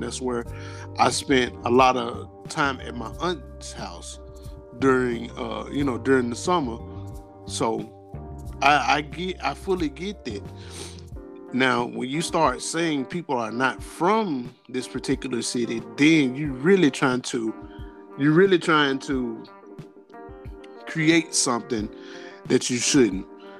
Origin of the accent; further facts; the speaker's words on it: Memphis, Tennessee, United States; I'm from Memphis, Tennessee.